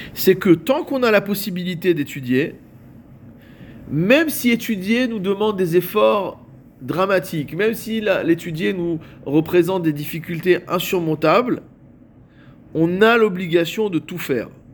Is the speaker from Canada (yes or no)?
no; Morocco; chez nous, au Maroc